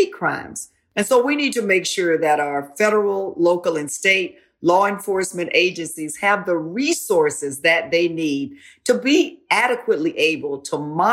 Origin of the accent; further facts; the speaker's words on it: Florida, United States; I grew up in Florida